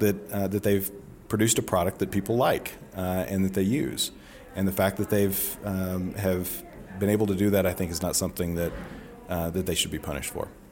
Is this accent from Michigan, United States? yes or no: no; rural Northeast Alabama, United States; moved away; I go back home to Alabama and no one's on Twitter. and it's not a thing, um, in my hometown in, in, you know, rural Northeast Alabama